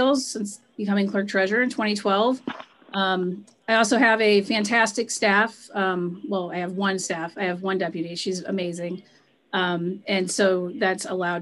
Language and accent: English; Churubusco, Indiana, United States; I grew up in Cherubusco. I left for about 7 years, was living in Indy, and then came back after I had kids